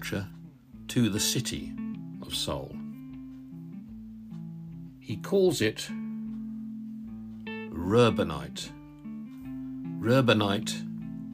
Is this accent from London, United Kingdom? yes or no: no; Northamptonshire, East Midlands, United Kingdom; now in Derbyshire, United Kingdom; We're from Northamptonshire, actually. I was born in Northamptonshire